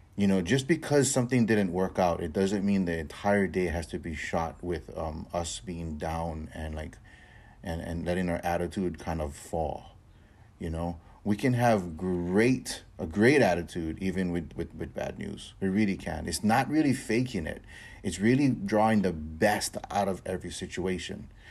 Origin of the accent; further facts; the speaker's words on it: Hawaii, United States; I'm born and raised in Hawaii